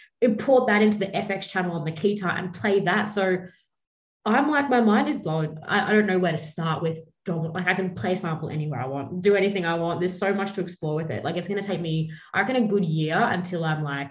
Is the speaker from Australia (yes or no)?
yes; Brisbane, Queensland, Australia; I grew up in Brisbane